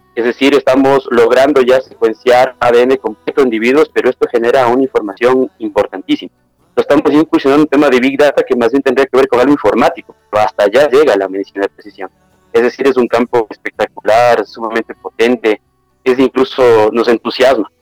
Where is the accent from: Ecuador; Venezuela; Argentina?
Ecuador; also born or lived in Ambato / Quito; en mi país, en Ecuador